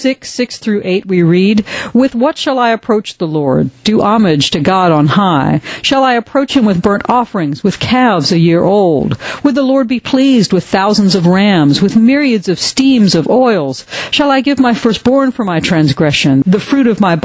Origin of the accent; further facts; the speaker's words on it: a small community north of Atlanta, Georgia, United States; In my hometown, a small community north of Atlanta